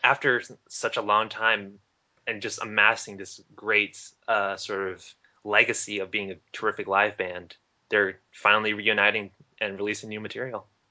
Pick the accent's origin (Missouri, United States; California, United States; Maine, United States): California, United States; Huntington Beach; U.S. Open of Surfing in my hometown.